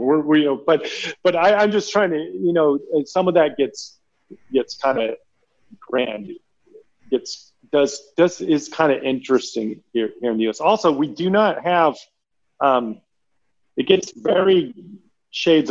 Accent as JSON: {"language": "English", "region": "Texas", "country": "United States", "said": "as the American on here, and a Texan, no less."}